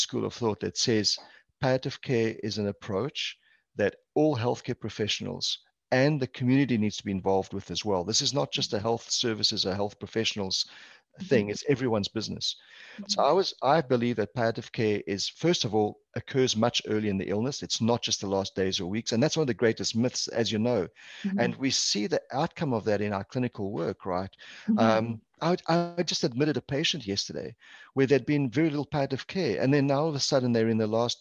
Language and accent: English; South Africa; now in Canada; I'm actually Portuguese background, Portuguese culture, born and raised in South Africa, hence the accent